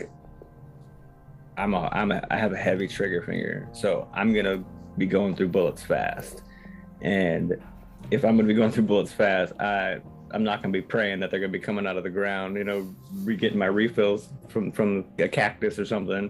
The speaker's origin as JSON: {"language": "English", "region": "Hawaii", "country": "United States", "said": "I'm from Hawaii"}